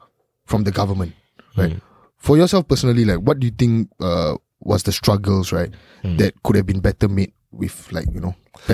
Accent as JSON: {"language": "English", "country": "Singapore"}